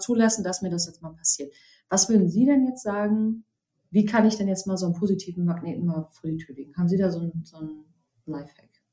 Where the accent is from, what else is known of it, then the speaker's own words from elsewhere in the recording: Germany; hier bei uns in Deutschland